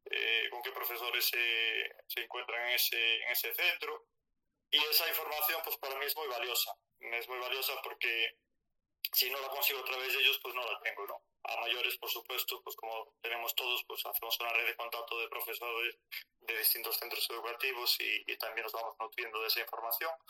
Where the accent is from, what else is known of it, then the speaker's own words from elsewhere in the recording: Galicia, Spain; accent: Galician; Como os puede decir mi acento, bueno, de Galicia, estoy en Galicia afincado